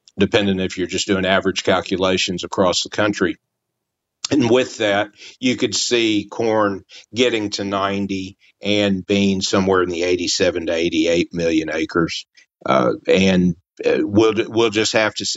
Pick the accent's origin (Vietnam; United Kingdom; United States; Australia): United States; Memphis, Tennessee; moved away; I grew up in Memphis